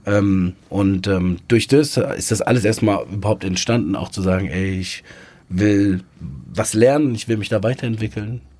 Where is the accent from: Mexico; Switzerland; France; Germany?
Germany; near Frankfurt, Hesse; bin im Umkreis von Frankfurt groß geworden, also zehn Kilometer entfernt